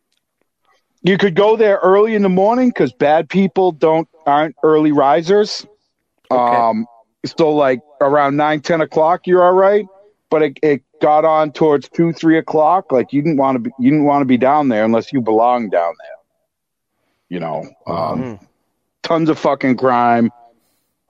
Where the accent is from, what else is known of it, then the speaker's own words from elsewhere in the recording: Worcester, Massachusetts, United States; I grew up in Worcester, which is the second biggest city in Massachusetts